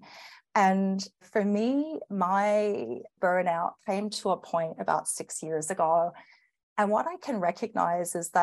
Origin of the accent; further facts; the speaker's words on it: Australia; accent: Australian; moved away as an adult; now in Canada; you'll probably notice my accent. I'm Australian and living here in Canada, came over with my firm